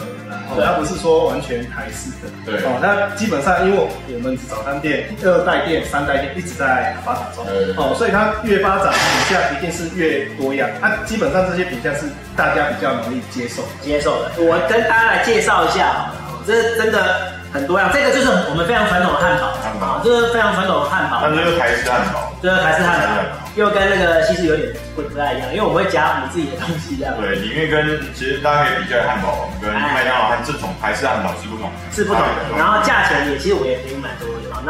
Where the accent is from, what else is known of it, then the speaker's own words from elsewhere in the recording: Taiwan; 然后因为我们台湾人还是会有一点，就是说没办法接受，就是有点。太重咸。